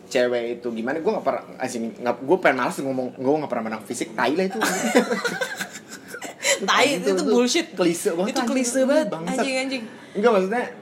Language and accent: Indonesian; Pamulang, Banten, Indonesia; Gue anak Pamulang